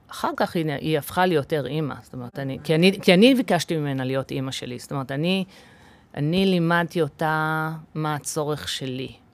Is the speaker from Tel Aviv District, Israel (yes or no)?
no; Kfar Saba, Central District, Israel; Hebrew is a second language; also born or lived in United States; וגדלתי בפנימייה, אבא שלי היה סגן אה, מנהל פנימייה בשטיינברג בכפר סבא